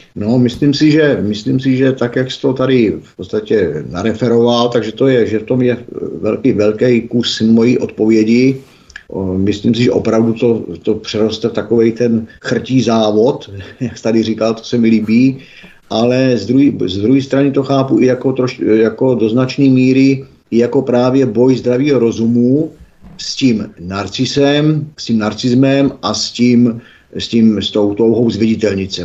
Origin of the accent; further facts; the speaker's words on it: Czechia; já jsem Čech